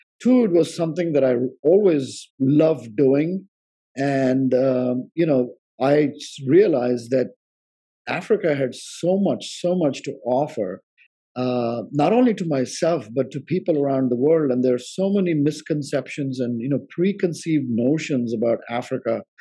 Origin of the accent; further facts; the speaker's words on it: India; moved away; growing up in India, you know, I went on road trips with my parents